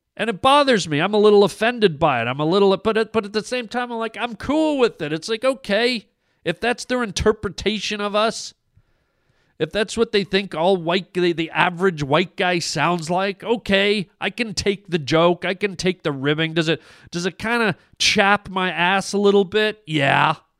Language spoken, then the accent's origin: English; Canada; I'm Canadian